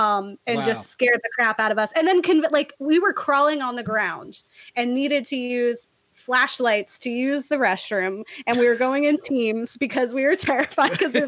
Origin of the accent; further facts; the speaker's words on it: Florida, United States; I'm from Florida